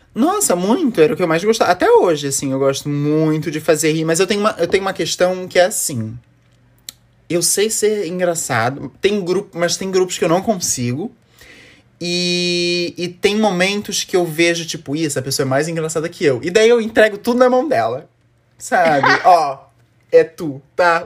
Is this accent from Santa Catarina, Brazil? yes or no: yes; Florianópolis, Santa Catarina, Brazil; eu sou de Floripa, Santa Catarina